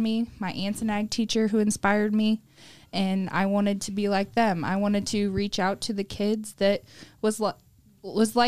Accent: ROWVA High School area, Illinois, United States; I graduated from Rova High School, not too far from here.

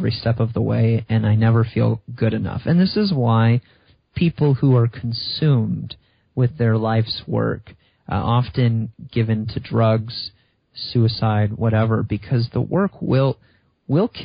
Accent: just outside of Chicago, Illinois, United States; I grew up in just outside of Chicago

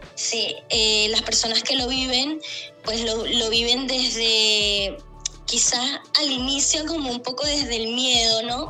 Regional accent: Maracaibo, Zulia, Venezuela; moved away as an adult; now in Chile; soy venezolana, ¿no? Soy de Maracaibo

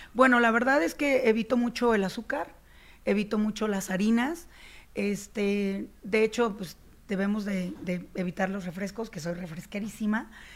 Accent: La Paz, Baja California Sur, Mexico; also born or lived in Chicago, United States / Mexico City, Mexico; now in La Paz, Mexico; yo soy nacida en La Paz, Baja California Sur, y entonces cuando yo me voy a Estados Unidos, eh, viví casi 17 años en Chicago

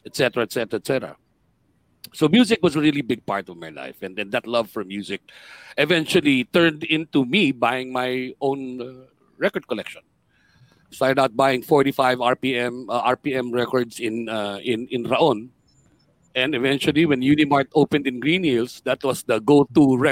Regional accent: Manila, Metro Manila, Philippines; also born or lived in Pasay; I was born in Paco, in Manila. That was in 1963.

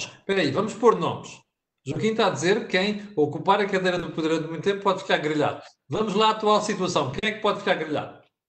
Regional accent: Portugal; como português

